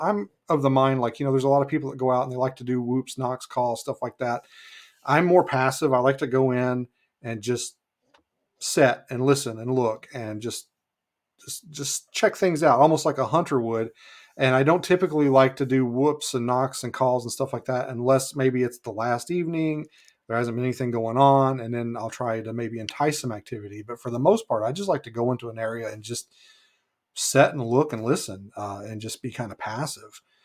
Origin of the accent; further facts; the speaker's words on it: Muhlenberg County, western Kentucky, United States; moved away as an adult; now in Alaska, United States; I was born in Kentucky, uh, raised down there in, in Kentucky, in, uh, western Kentucky, in a place called Muhlenberg County